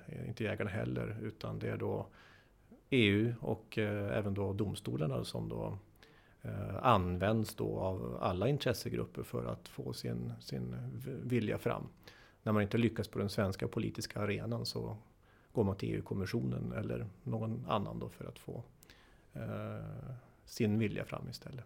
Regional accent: Sweden; jag då som svensk jurist

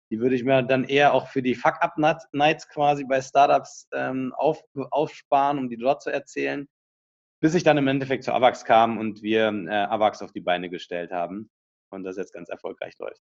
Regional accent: Berlin, Germany; moved away as an adult; now in Munich, Germany; Ich komme aus Berlin ursprünglich, äh, so wie der Ali auch, habe dort studiert, Wirtschaftsingenieur und bin nach meinem Studium nach München gegangen

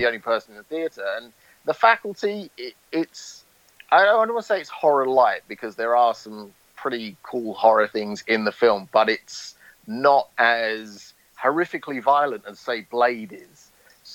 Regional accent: United Kingdom; growing up in the UK, growing up in Britain, our school system is so vastly different to the American school system.

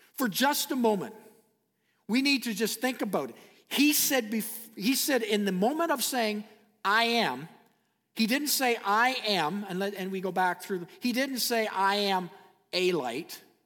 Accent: Canada; I am a Canadian citizen

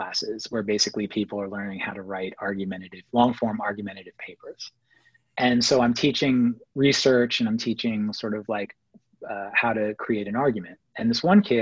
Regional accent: New York City, New York, United States; also born or lived in Massapequa, Long Island; we grew up in Queens, and when I was growing up until we left Queens for, my parents moved to the suburbs in the late 80s to Long Island

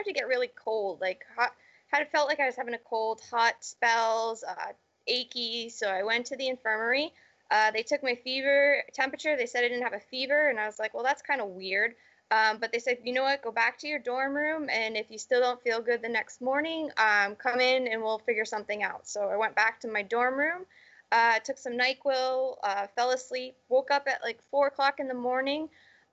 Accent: Charlton, Massachusetts, United States; also born or lived in Connecticut; I was born and raised in Massachusetts in a small little town called Charlton, Mass

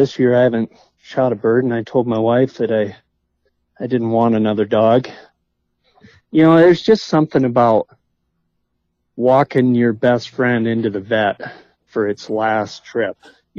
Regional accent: Sturgis, South Dakota, United States; also born or lived in Fargo, North Dakota / Moorhead, Minnesota; now in Rapid City, United States; And then my dad moved out to Sturgis when I was about 4 years old, and so I call Sturgis my home. That's kind of where I grew up.

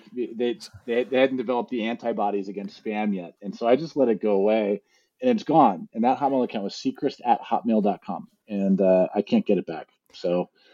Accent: East Coast, United States; moved away as an adult; also born or lived in San Francisco; I grew up on the East Coast

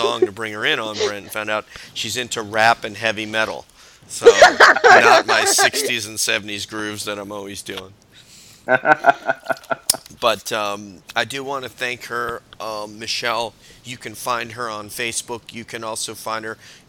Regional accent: near West Point, New York, United States; moved away as an adult; now in Laguna Niguel, United States; I grew up in New York, actually, and then I was in the military for 21 years after that, but yeah, I grew up in New York, kind of near, about an hour and a half north of New York City, so somewhere around there, near West Point.

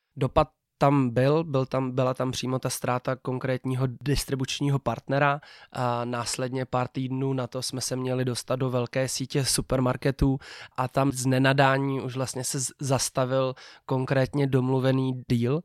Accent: Czechia; jak jsem Čech

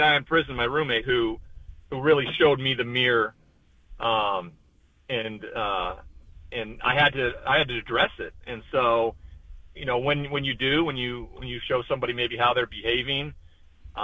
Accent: Montana, United States; growing up in Montana

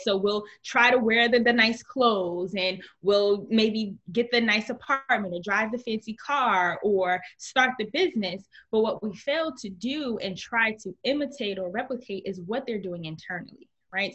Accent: Newark, New Jersey, United States; I grew up in Newark, New Jersey

